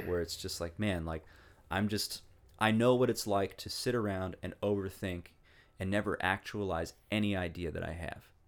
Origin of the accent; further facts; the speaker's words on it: Walla Walla, Washington, United States; moved away as an adult; also born or lived in East Coast; my hometown of Walla Walla, Washington. I really, I really love the place. I love growing up there.